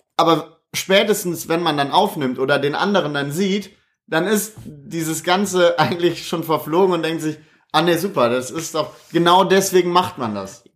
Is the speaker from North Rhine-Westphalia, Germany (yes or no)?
yes; Krefeld, North Rhine-Westphalia, Germany; also born or lived in Düsseldorf; bin nach der Geburt direkt nach Krefeld gekommen, habe mein ganzes Leben in Krefeld verbracht